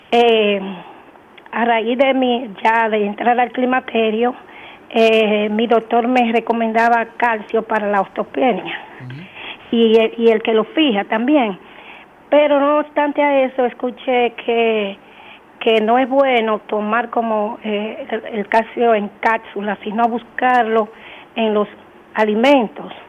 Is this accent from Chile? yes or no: no; Altamira, Tamaulipas, Mexico; yo soy de Altamira